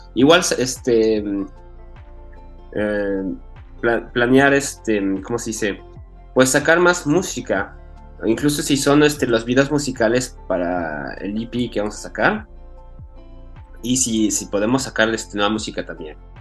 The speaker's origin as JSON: {"language": "Spanish", "country": "Mexico", "tie": "born or raised there", "moved": "yes", "lives_now": "Paris, France", "said": "crecí allá en México, yo cuando estaba chiquito yo estaba allá"}